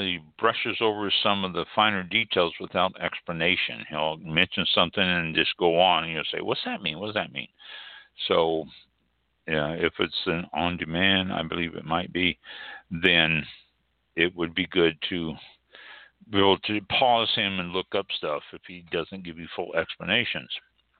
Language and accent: English; United Kingdom; Janice, probably, because I'm British, you know.